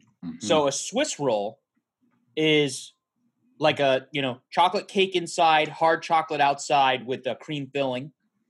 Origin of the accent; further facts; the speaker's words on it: New England, United States; growing up in New England